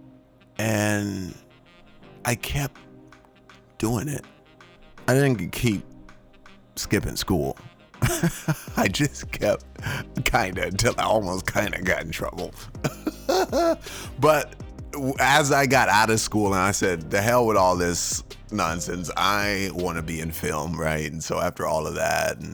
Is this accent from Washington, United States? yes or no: no; Shreveport, Louisiana, United States; my hometown in Shreveport